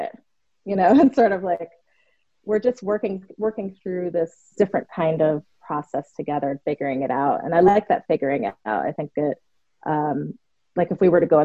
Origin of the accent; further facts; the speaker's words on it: New York City, New York, United States; as a young girl growing up in New York